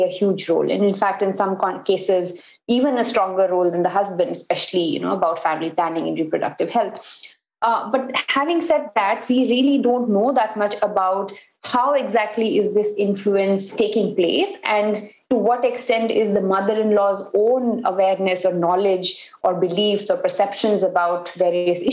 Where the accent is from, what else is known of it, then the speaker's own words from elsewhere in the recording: North India, India; first language Hindi; English is a second language; I am from North India, so Hindi is my mother tongue